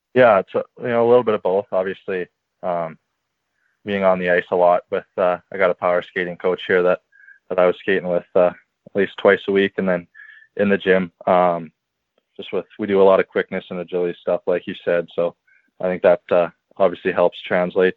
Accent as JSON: {"language": "English", "town": "St. Albert", "region": "Alberta", "country": "Canada", "tie": "born or raised there", "said": "born and raised in St. Albert"}